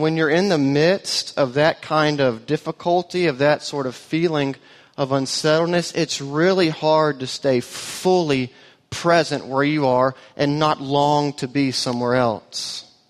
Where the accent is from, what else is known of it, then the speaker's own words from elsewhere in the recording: Auburn, Alabama, United States; now in Austin, United States; we are transplants to Austin. She grew up in East Texas. I grew up in Auburn, Alabama. Both of those places are light years away from here culturally.